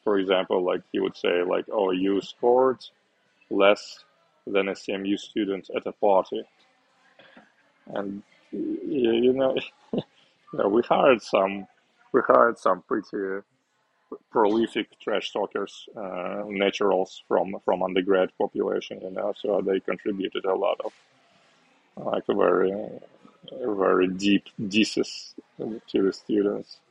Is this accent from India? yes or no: no; Uzbekistan; moved away as an adult; also born or lived in Moscow, Russia / Hong Kong; now in Osaka, Japan; I was born in Uzbekistan um, during the Soviet Union time still, and um, uh, after high school I studied at university in Russia in Moscow